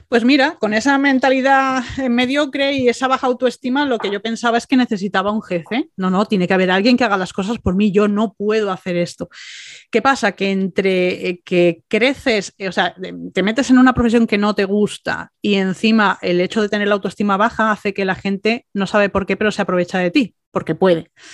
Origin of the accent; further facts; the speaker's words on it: Málaga, Andalusia, Spain; also born or lived in Bilbao; aunque nací en Bilbao, mis padres tenían esa cultura, me trajeron a Málaga cuando era bebé